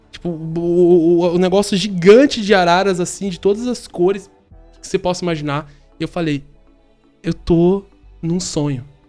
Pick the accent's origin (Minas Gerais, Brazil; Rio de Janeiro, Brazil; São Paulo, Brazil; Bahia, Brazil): São Paulo, Brazil; moved away; Sou de São Paulo, sou natural de São Paulo. Nasci na Zona Sul. É, eu me criei na Vila Mascote, lá em São Paulo